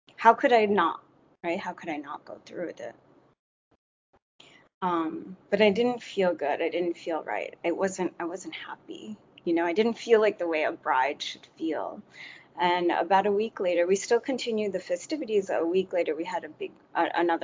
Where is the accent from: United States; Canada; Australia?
United States; New York; I was born in New York and first generation, and my parents came from Bangladesh